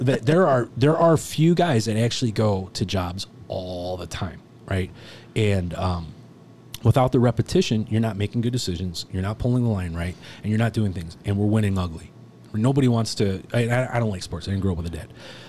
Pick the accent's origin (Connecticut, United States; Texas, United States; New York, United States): New York, United States; I'm from Long Island, you know, Jewish.